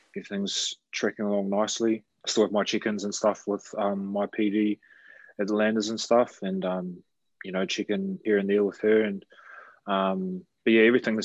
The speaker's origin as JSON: {"language": "English", "town": "Christchurch", "region": "Canterbury", "country": "New Zealand", "tie": "born or raised there", "also_born_or_lived": "Auckland", "said": "I grew up in Christchurch, bro. Yeah, I was born in Auckland, but pretty much parents and that moved down when I was 5 to Christchurch."}